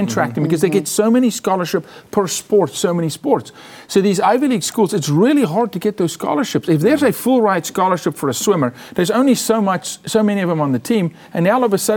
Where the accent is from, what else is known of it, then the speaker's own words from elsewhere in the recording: South Africa; now in United States; I'm from South Africa.